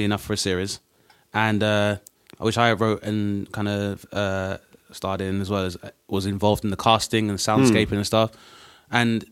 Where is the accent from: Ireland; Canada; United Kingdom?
United Kingdom; London; I'm from South East London